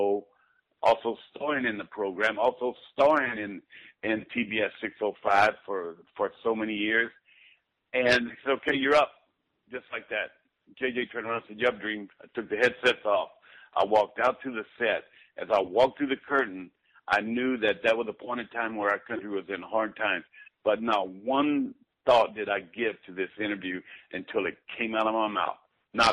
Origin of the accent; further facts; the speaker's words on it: Bastrop, Texas, United States; Growing up in the Sunday in the black Baptist church that we went to over in Bastrop, Texas, with my dad